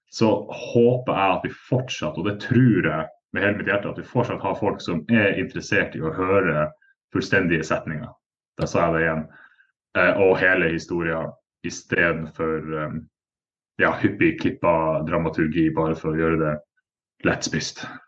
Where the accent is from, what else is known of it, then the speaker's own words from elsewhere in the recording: Northern Norway, Norway; Nå er jeg nordlending sjøl